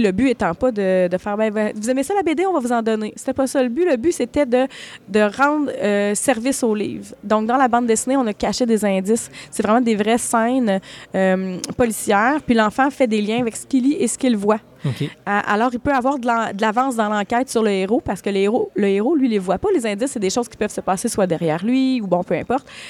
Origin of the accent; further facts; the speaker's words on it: Malartic, Quebec, Canada; also born or lived in Val-d'Or; je suis née à Val-d'Or, mais j'ai habité, j'habite à ben, j'ai habité à Malartic. Euh, Malartic a été ma ville d'enfance